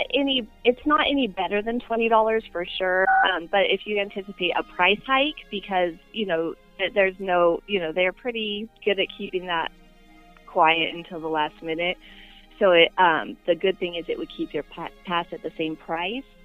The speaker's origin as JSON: {"language": "English", "area": "Inland Empire", "region": "Southern California", "country": "United States", "tie": "born or raised there", "moved": "as an adult", "lives_now": "Arizona, United States", "said": "I grew up in Southern California, but I didn't grow up anywhere awesome. I grew up in the Inland Empire"}